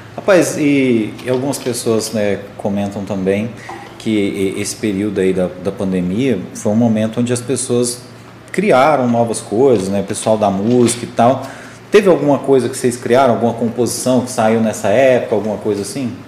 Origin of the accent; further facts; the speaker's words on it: Morrinhos, Goiás, Brazil; cresci em Morrinhos